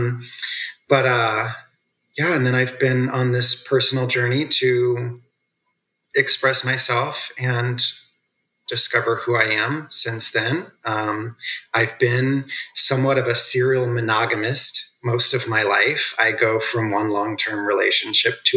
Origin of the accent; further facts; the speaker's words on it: Midwest, United States; also born or lived in the South (US); I was born in the South, raised in the Midwest, raised on a farm